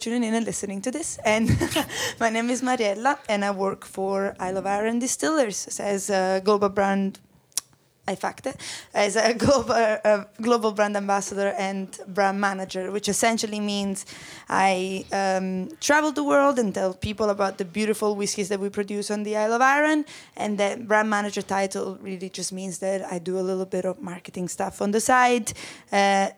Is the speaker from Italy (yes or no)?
yes; Italy; accent: Italian; English is a second language; moved away as an adult; now in Glasgow, United Kingdom; I don't know if you can tell from my name or from my accent, but I am Italian